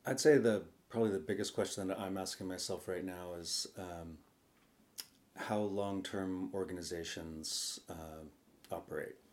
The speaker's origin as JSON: {"language": "English", "town": "Sausalito", "region": "California", "country": "United States", "tie": "born or raised there", "said": "I grew up on the Sausalito waterfront in a junkyard um, that we moved into when I was seven"}